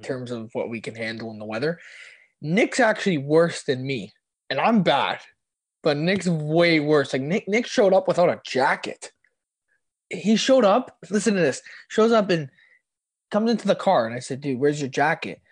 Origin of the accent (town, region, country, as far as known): Canada